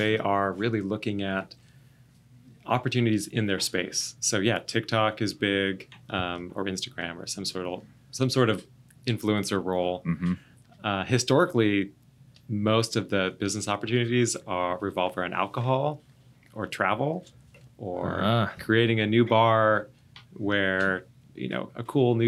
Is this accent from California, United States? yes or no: yes; California, United States; now in Columbia, South Carolina, United States; I grew up in California